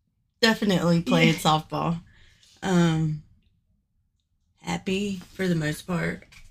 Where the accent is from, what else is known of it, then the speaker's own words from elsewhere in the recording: North Carolina, United States; also born or lived in Chapel Hill, North Carolina; 27 years old. But yes, born and raised North Carolina.